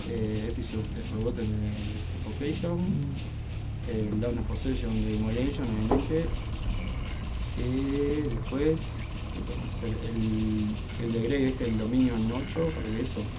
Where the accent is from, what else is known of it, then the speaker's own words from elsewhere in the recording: Fray Marcos, Florida, Uruguay; moved away as an adult; Yo soy de, de Fray Marco, del interior del mm. pueblo. cuando alguien me vine por acá como a los 20.